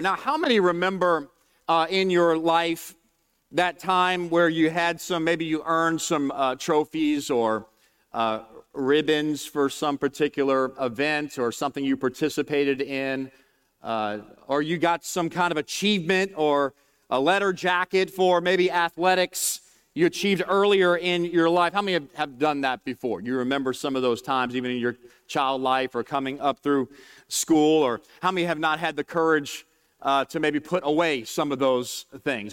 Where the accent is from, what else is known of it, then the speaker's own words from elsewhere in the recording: New Orleans, Louisiana, United States; I'm from New Orleans, just outside of New Orleans